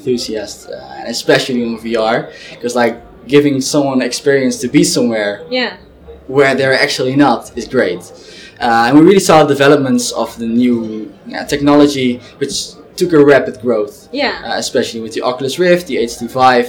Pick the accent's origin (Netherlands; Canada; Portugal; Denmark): Netherlands; Zwolle, Overijssel; I'm originally from Zwolle